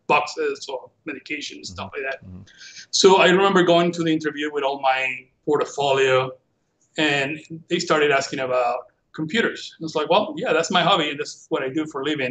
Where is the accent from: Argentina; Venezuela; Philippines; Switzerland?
Venezuela; English is a second language; moved away as an adult; now in Bradenton, United States; I went to school in Venezuela, the University Central of Venezuela, for engineering